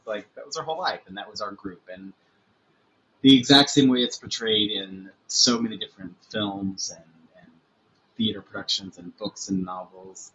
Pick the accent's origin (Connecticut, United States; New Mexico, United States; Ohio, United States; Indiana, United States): Indiana, United States; Boonville; moved away as an adult; now in New York, United States; growing up in Boonville